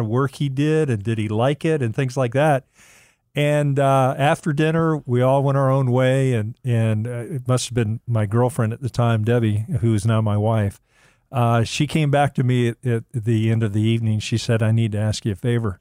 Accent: Miami, Florida, United States; when I was a young boy growing up in Miami

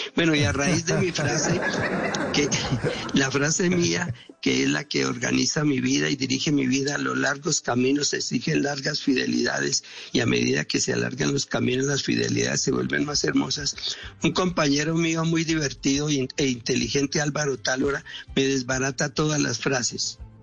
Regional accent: Armenia, Quindío, Colombia; yo soy cuyabro de Armenia

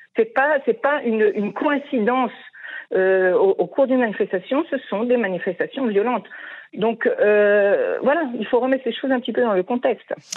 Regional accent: France; now in Israel; en tant que Français

